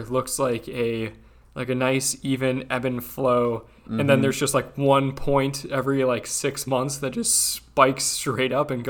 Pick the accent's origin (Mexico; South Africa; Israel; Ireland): Ireland; Actually, I guess I've faced a little more shit for being Catholic than being Irish.